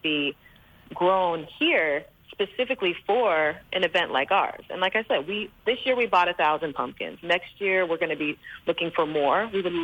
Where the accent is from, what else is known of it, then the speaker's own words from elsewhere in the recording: United States; moved away as an adult; also born or lived in Virgin Islands; now in U.S. Virgin Islands; I grew up in the States and I have young children